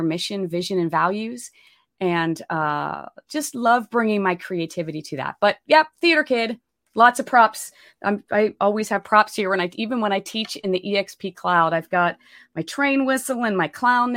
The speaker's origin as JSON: {"language": "English", "region": "Pennsylvania", "country": "United States", "moved": "as an adult", "lives_now": "Austin, United States", "said": "I'm from Pennsylvania originally, but came down here to get my MFA in acting at the University of Texas at Austin"}